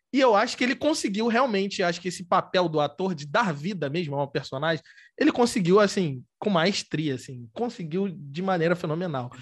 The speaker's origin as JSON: {"language": "Portuguese", "region": "Rio de Janeiro", "country": "Brazil", "said": "sou do Rio de Janeiro"}